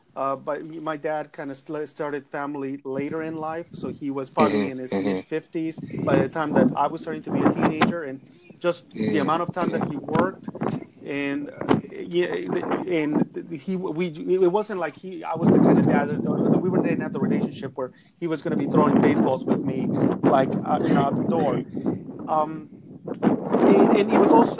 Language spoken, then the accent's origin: English; Mexico; also born or lived in Los Angeles, United States; now in United States; I'm originally from Mexico. I came here to the U.S. About 30 years ago